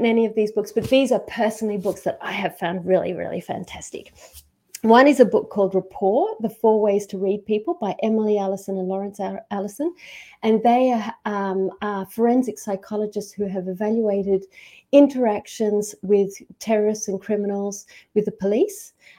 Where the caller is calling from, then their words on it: Queensland, Australia; I'm calling from Queensland. And there is a really important process, which is to acknowledge where I am. And I'm calling on from Gubbi Gubbi country.